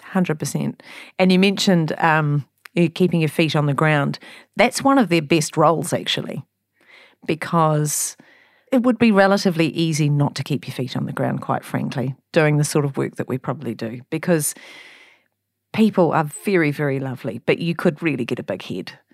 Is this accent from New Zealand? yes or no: yes; New Zealand; I'm a Kiwi, and I'm broadcasting to other Kiwis